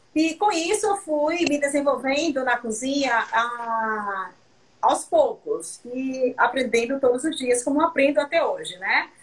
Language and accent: Portuguese; Canavieiras, Bahia, Brazil; also born or lived in Mascote, Bahia; Eu sou da região de Canavieiras, né? Eu, eu nasci em uma ah, fazenda que chama. É, ah, eu nasci numa, numa fazenda no distrito de Mascote